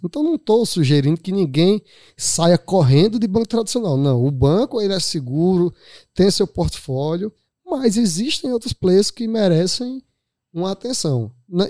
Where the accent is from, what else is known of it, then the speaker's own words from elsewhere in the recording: Araripina, Pernambuco, Brazil; moved away as an adult; now in Recife, Brazil; sou natural de Araripina, Moro em Recife há 20, 21 anos